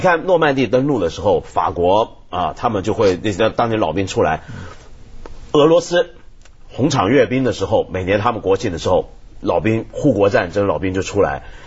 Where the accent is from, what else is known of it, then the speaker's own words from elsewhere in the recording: Taiwan; 我记得我小时候在台湾见到